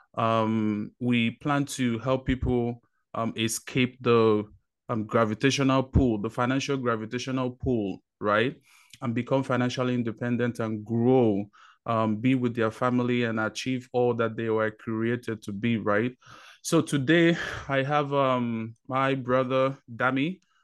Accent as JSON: {"language": "English", "country": "Nigeria", "tie": "born or raised there", "moved": "as an adult", "lives_now": "United States", "said": "I was born in Nigeria, um, spent twenty years of my life there, moved over to, um, United States"}